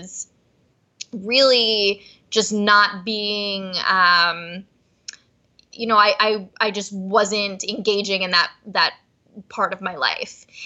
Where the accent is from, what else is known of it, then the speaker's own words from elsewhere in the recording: Cherry Hill, New Jersey, United States; I'm from Cherry Hill, New Jersey. Cherry Hill's a very Jewish area. I grew up in a very traditional Jewish home